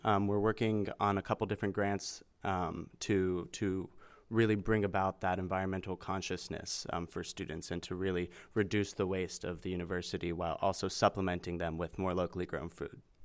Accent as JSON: {"language": "English", "town": "Hubbard", "region": "Ohio", "country": "United States", "said": "I'm actually from Hubbard, Ohio"}